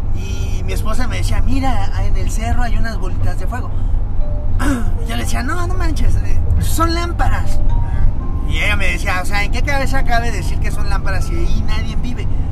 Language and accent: Spanish; Cancún, Quintana Roo, Mexico; now in Mexico City, Mexico; De donde yo soy, de la ciudad de Cancún, eh, es, un lugar maya, eh, Quintana Roo